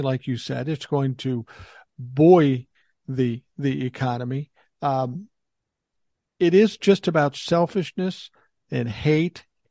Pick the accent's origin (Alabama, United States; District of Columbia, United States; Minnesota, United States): Minnesota, United States; Minneapolis; I grew up in South Minneapolis, kind of an urban situation